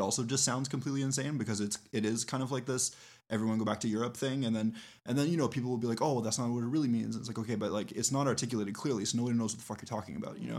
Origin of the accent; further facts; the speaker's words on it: Canada; we as Canadians